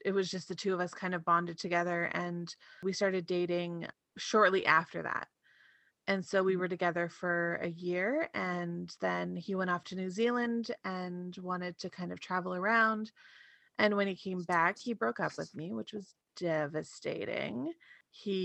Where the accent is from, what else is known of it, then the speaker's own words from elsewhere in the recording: Ontario, Canada; now in Alberta, Canada; I live in Alberta right now, but I'm originally from Ontario.